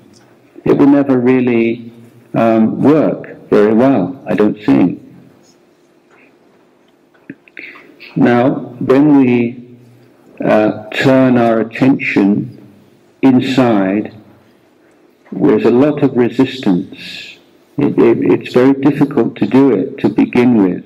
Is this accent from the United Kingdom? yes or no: yes; England, United Kingdom; moved away as an adult; also born or lived in India; now in Thailand; I was born in England and lived more than 17 years in England, and then I left England